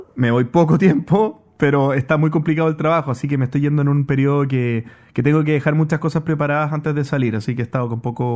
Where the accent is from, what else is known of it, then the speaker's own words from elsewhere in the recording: Chile; yo también soy chileno.